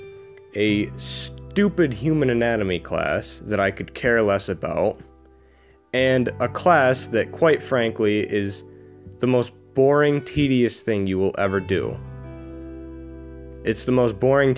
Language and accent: English; New York, United States; I'm from New York, and The education system here is very backwards